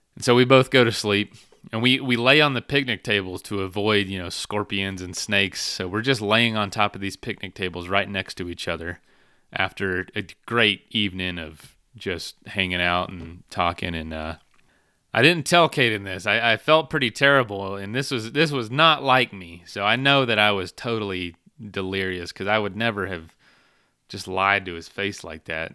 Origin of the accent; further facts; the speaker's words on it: Florida, United States; my hometown back in Florida